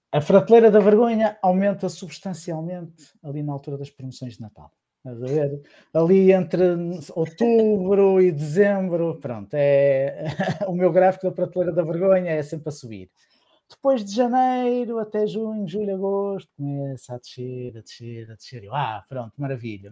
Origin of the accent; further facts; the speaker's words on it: Santa Maria da Feira, Aveiro District, Portugal; Eu sou de Santa Maria da Feira